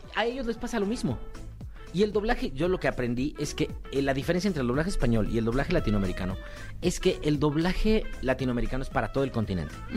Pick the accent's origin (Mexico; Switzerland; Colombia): Mexico; soy mexicano